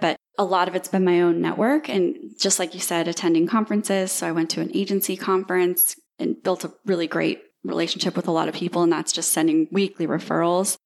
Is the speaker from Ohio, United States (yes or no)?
no; Dubuque, Iowa, United States; moved away as an adult; also born or lived in Ames, Iowa; now in Destin, United States; born and raised in Iowa, went to Iowa State University.